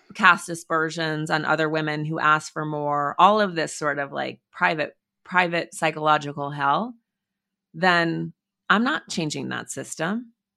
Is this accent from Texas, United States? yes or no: no; Montana, United States; I grew up in Montana, in the woods